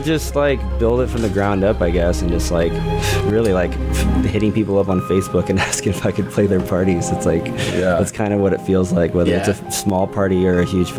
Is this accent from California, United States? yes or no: yes; Eureka, California, United States; moved away as an adult; now in Bay Area, United States; I'm from Eureka, California, Humboldt County, where it's nice and green. And, yeah, I've been living in the Bay Area for about 2 years